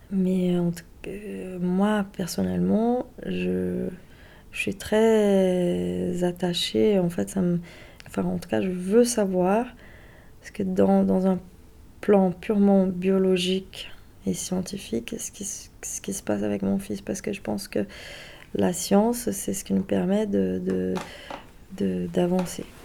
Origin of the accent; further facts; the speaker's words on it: Brazil; moved away; j'ai 37 ans. Je suis brésilienne